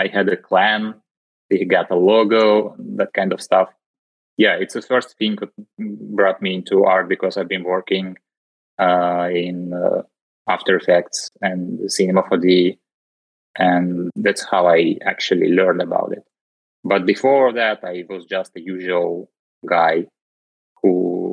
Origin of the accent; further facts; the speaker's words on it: Russia; moved away as an adult; also born or lived in Moscow, Russia / Dubai, United Arab Emirates / Milan, Italy; now in Netherlands; Yeah, I grew up in Russia, in a small city at the center of Russia.